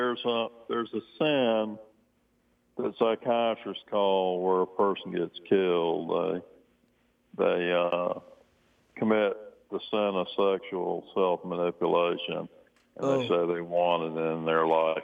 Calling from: Aberdeen, North Carolina, United States; Aberdeen, North Carolina, Father.

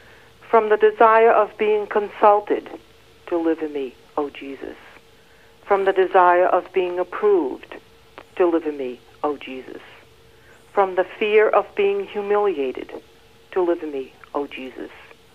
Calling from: Worcester, Massachusetts, United States; Worcester, Massachusetts.

